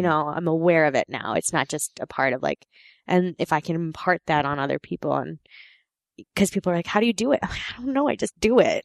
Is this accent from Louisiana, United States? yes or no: no; New York, United States; also born or lived in Korea; I grew up in New York with my friend Samantha